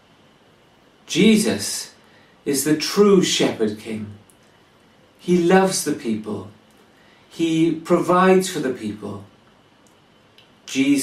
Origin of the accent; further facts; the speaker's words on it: Wales, United Kingdom; now in England; I come from Wales